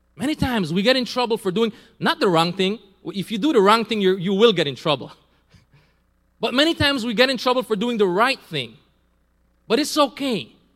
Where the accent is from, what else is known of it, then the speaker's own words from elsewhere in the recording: Belize; also born or lived in San Pedro; I'm from Belize. I was born in Belize